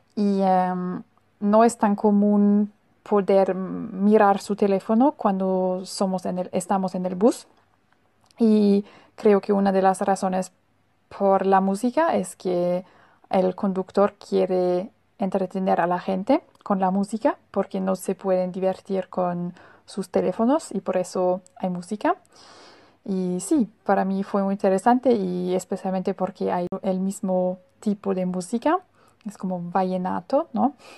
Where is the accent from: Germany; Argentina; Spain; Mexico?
Germany; Spanish is a second language; Yo vengo de Alemania y en Alemania em, somos muy puntuales